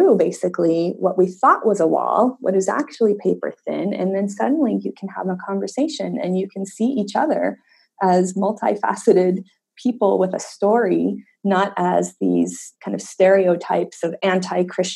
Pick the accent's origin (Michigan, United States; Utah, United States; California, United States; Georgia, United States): Utah, United States; Layton; I grew up in Utah, in a little town called Layton, Utah, which at the time was about 95% Mormon